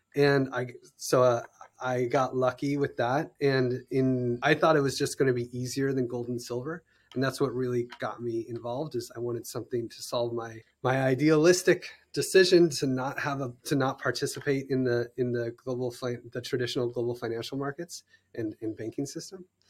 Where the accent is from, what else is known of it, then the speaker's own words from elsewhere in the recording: United States; I'm an American